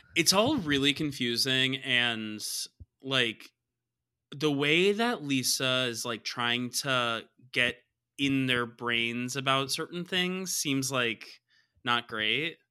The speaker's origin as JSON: {"language": "English", "region": "the South", "country": "United States", "said": "I'm from the South"}